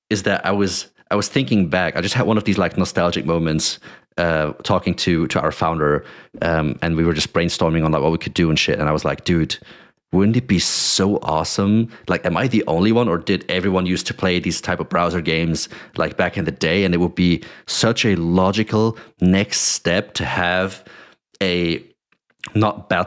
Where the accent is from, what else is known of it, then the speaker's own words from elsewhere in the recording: Germany; I grew up like in Germany most most of my uh, most of my teenage years.